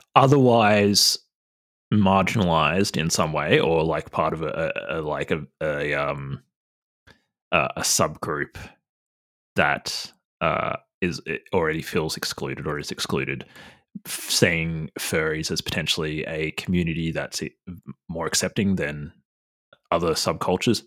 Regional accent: New South Wales, Australia; moved away; I'm from New South Wales originally, so a lot of my family

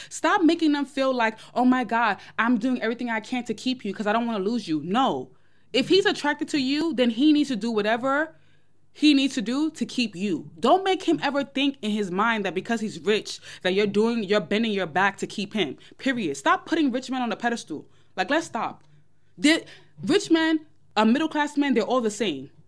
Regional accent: New York, United States; I'm from New York.

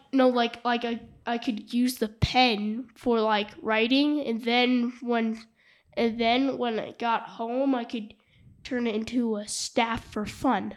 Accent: Jackson, Wyoming, United States; from Jackson Hole

